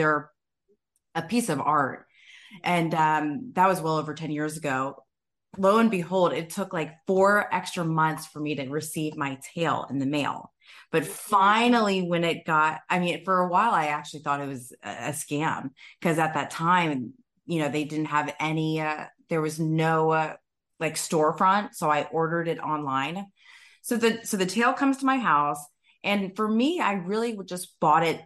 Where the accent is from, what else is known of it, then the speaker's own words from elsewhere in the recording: Tampa, Florida, United States; I was born and raised in Tampa, Florida